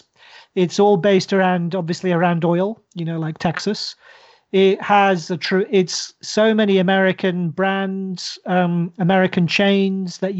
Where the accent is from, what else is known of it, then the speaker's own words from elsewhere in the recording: Oman; moved away; I grew up in Oman